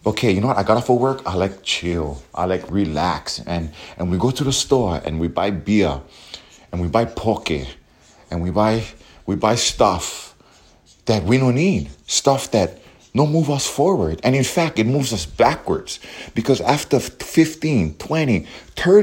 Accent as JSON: {"language": "English", "region": "Hawaii", "country": "United States", "said": "we as Hawaiians, we are American Hawaiian or Hawaiian American"}